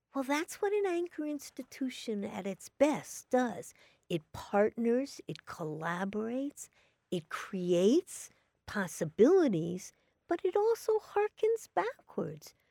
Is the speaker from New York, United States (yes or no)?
yes; New York City, New York, United States; I grew up in New York City